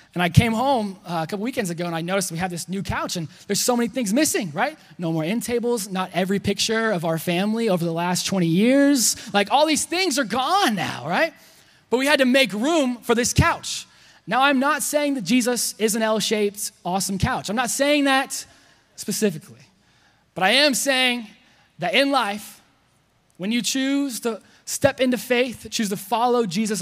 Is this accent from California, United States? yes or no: no; Texas, United States; I'm Texan